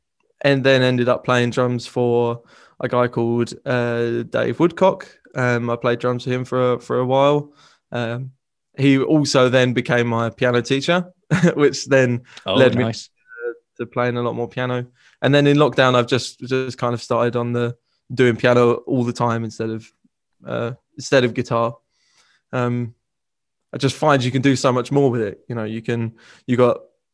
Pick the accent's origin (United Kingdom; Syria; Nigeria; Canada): United Kingdom; Southend-on-Sea, East of England; I am from Southend